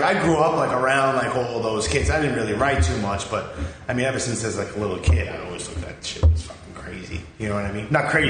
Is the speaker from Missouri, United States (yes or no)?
no; New York City, New York, United States; I grew up, like, I'm originally from Canarsie.